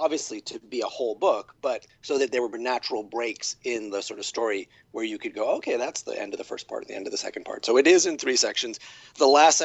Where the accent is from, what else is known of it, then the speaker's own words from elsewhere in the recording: New York, United States; I'm a guy from New York